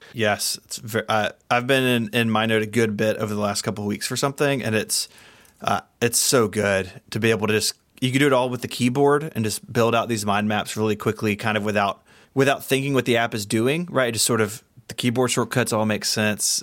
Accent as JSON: {"language": "English", "region": "Tennessee", "country": "United States", "said": "I'm from Tennessee"}